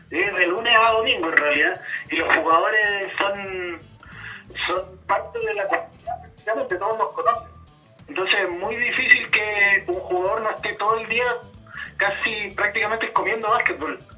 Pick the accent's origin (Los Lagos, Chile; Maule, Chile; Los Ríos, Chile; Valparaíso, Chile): Los Lagos, Chile; Ancud; yo soy originario de Ancud.